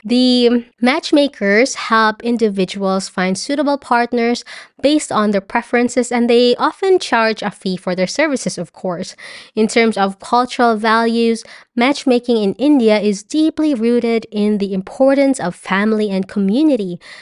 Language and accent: English; Philippines; moved away